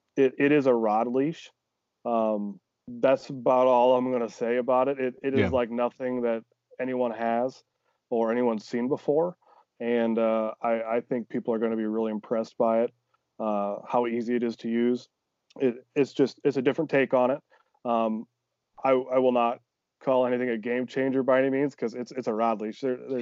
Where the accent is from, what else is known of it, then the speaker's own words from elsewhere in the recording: Iowa, United States; Like I'm from Northeast Iowa originally, small town, you know